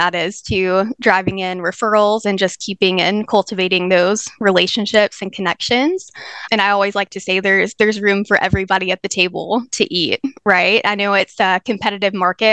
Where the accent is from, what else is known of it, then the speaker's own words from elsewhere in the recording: North Carolina, United States; I was born and raised here in North Carolina